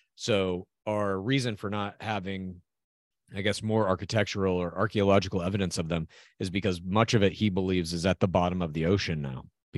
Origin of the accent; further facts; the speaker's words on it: New York, United States; And part of the pride of being a New Yorker is I can not only withstand the harshness, I contribute to it and I thrive on it.